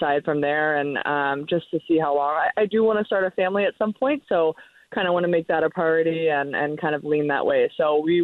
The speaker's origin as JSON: {"language": "English", "region": "Nebraska", "country": "United States", "tie": "born or raised there", "said": "I grew up in Nebraska"}